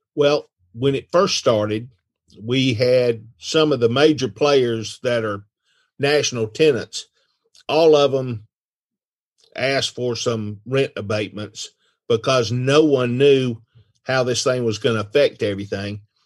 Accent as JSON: {"language": "English", "town": "Rome", "region": "Georgia", "country": "United States", "tie": "born or raised there", "also_born_or_lived": "Durham, North Carolina / Houston, Texas", "said": "my dad was approached by the three Harbin brothers to come to Rome, Georgia to practice"}